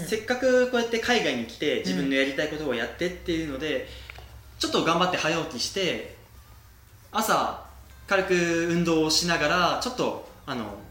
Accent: Kagoshima, Japan; moved away as an adult; also born or lived in South Korea; now in France; 地元が鹿児島なんですが両親ともに鹿児島の人間

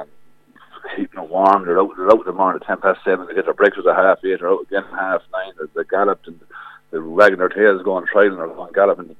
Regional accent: Kilkenny, Leinster, Ireland; I'm from James Stevens Hurling Club in Kilkenny

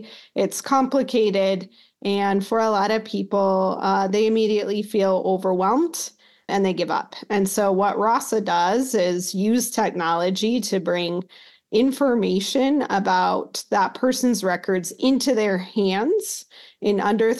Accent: Utah, United States; I grew up in Utah.

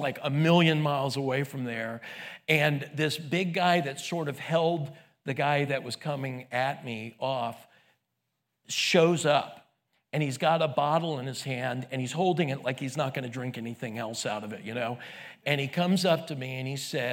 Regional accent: Miami, Florida, United States; moved away as an adult; now in Miami, United States; I grew up in Miami, born and raised, Cane fan

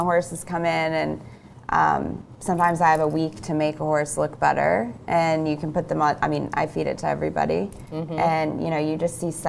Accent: Ponte Vedra, Florida, United States; now in Gainesville, United States; I grew up riding in Ponte Vedra

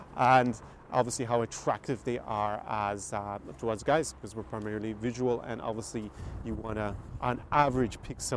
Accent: Ireland; moved away; Although I grew up in Ireland

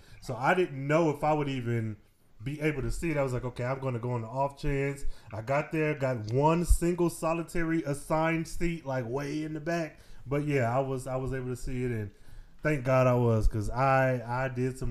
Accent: Michigan, United States; I've been born and raised in Michigan

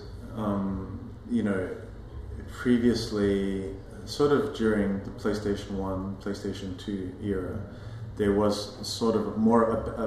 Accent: Adelaide, South Australia, Australia; moved away as an adult; also born or lived in Hong Kong / Shanghai; now in London, United Kingdom; they met in Adelaide, and I was raised there

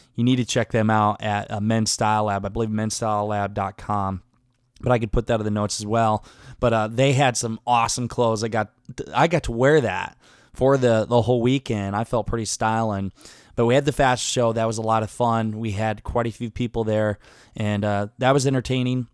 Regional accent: Garnavillo, Iowa, United States; moved away; my hometown of Garnavillo, Iowa.

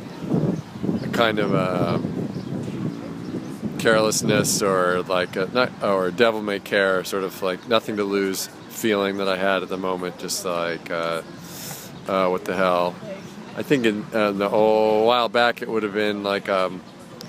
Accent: Portland, Oregon, United States; I come from Portland, Oregon.

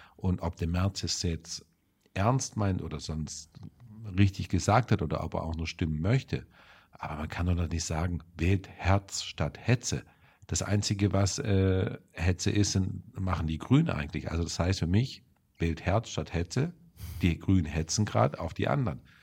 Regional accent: Germany; bei uns in Deutschland

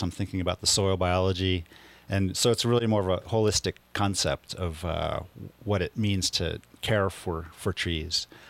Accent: Philadelphia, Pennsylvania, United States; moved away as an adult; now in Taos, United States; I'm originally from Philadelphia, and, um, I've been here in Taos, New Mexico for the last twenty three years

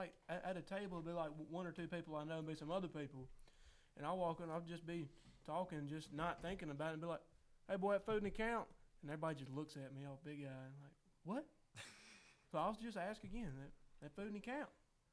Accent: Mississippi, United States; also born or lived in Memphis, Tennessee; I'm Mississippi born and raised.

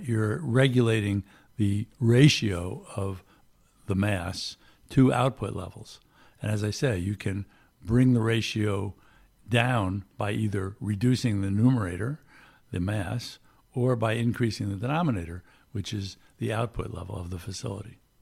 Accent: Long Island, New York, United States; moved away; also born or lived in Washington; I grew up on Long Island

